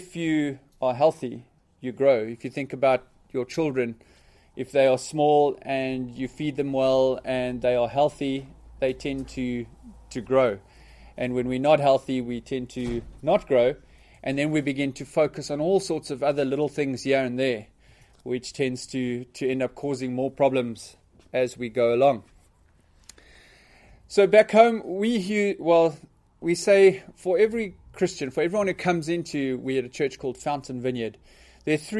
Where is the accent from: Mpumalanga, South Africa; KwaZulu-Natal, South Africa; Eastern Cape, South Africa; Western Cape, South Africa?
Eastern Cape, South Africa; Port Elizabeth; I was born and bred in South Africa in a city called Port Elizabeth